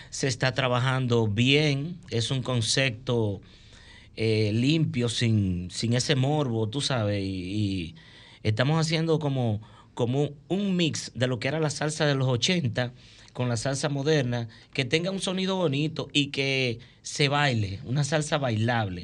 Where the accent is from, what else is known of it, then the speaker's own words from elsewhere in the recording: Santiago de los Caballeros, Santiago, Dominican Republic; soy primeramente soy santiaguero